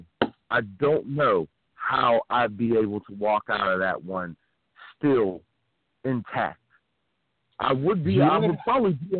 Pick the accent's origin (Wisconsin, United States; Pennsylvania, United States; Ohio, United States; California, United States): Pennsylvania, United States; Philadelphia; moved away; also born or lived in Uniontown, Pennsylvania; I'm originally a Philly guy